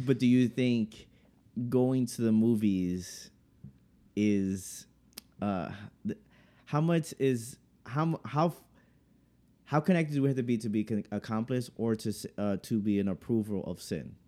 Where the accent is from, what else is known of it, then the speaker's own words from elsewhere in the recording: United States; growing up in America